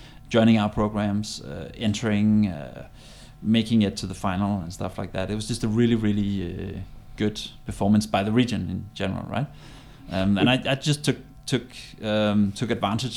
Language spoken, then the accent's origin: English; Denmark; also born or lived in Odense; now in Copenhagen, Denmark; So originally, I'm actually from Jutland